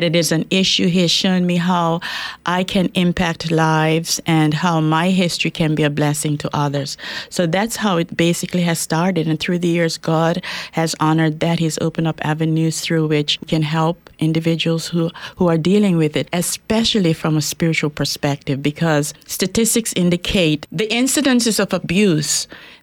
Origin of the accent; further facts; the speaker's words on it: Bermuda; also born or lived in Jamaica; now in Spokane, United States; I was born in Jamaica, West Indies, but grew up in Bermuda. And I lived in Bermuda for quite a while, went to school there. So that's where I was brought up.